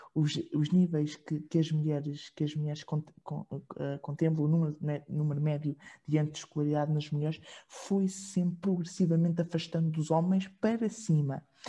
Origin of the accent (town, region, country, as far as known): Portugal